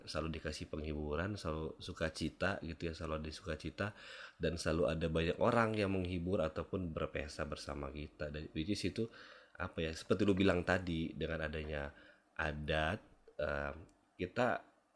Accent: Medan, North Sumatra, Indonesia; gue nih lahir besar di Medan

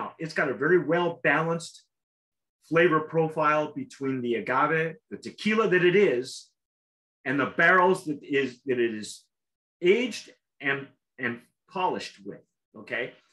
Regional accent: California, United States; I'm such a Californian

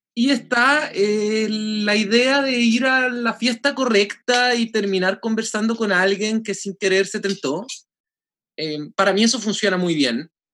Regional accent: Chile; nosotros en Chile

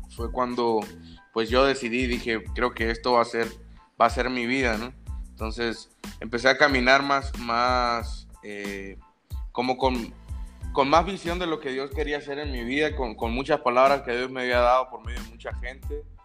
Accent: Sinaloa, Mexico; yo soy de, de Sinaloa, del estado de Sinaloa.

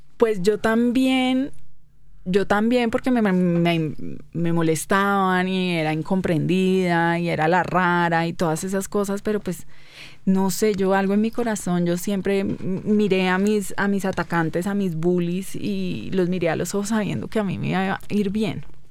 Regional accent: Cali, Valle del Cauca, Colombia; moved away as an adult; Soy muy caleña.

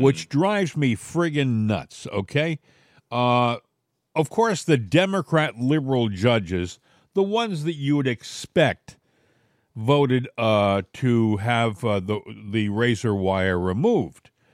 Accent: New England, United States; moved away; I came from New England

